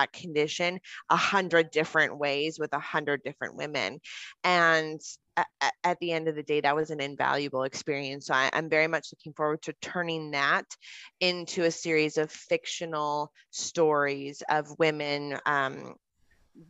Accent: Canada; as a Canadian

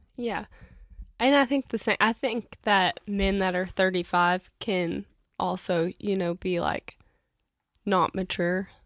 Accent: Kentucky, United States; now in Evansville, United States; I'm from Kentucky.

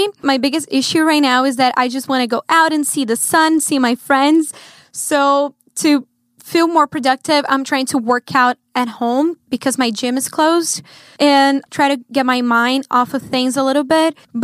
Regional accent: Brazil; moved away as an adult; now in Los Angeles, United States; I'm from Brazil, and I live in Los Angeles for about 3 years now

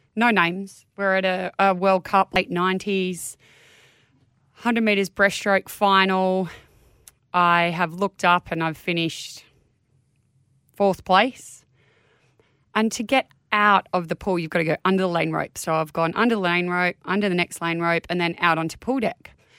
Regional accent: Manly, New South Wales, Australia; I was born in Manly Hospital. As a Manly girl, went to primary school and high school in Manly

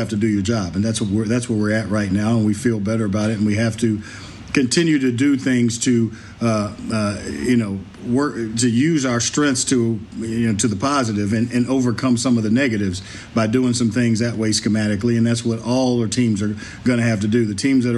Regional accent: the South, United States; I am from the South

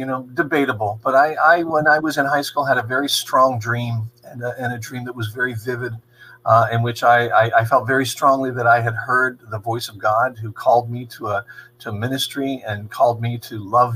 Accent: Johnsonburg, Pennsylvania, United States; I'm from Johnsonburg originally

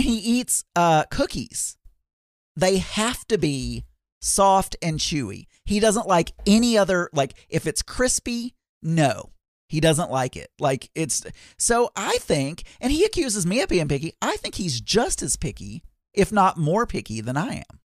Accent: South Arkansas, United States; I grew up in South Arkansas eating certain types of food

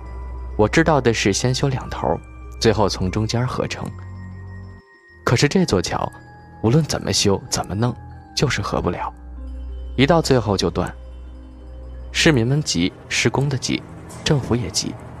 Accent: Yibin, Sichuan, China; 这个故事发生在我老家，桥断了三回，是宜宾的人都知道这件事儿。

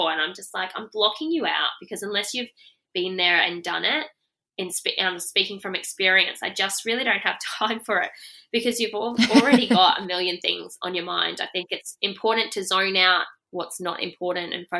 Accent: Rockhampton, Queensland, Australia; I'm from Rockhampton

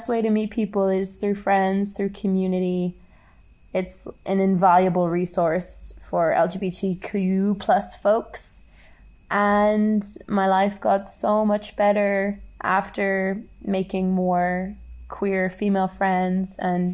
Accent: Northern Ireland, United Kingdom; moved away as an adult; now in Guangzhou, China; I come from Northern Ireland, and I currently live in Guangzhou

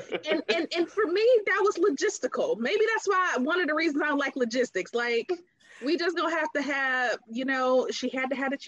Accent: Detroit, Michigan, United States; now in Cincinnati, United States; So we grew up in Detroit

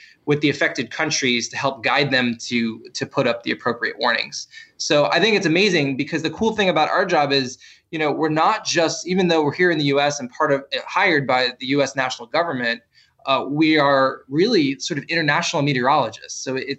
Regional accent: New York City, New York, United States; moved away as an adult; now in Miami, United States; I grew up in New York City, so it really wasn't about hurricanes immediately for me. It was more about blizzards and winter weather.

